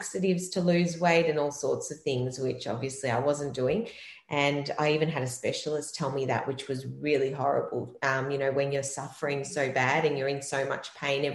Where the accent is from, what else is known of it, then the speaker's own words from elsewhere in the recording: Melbourne, Victoria, Australia; I'm actually from Melbourne in Australia